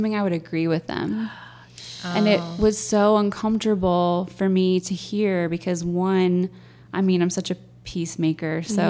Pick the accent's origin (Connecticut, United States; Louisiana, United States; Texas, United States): Texas, United States; I grew up in Texas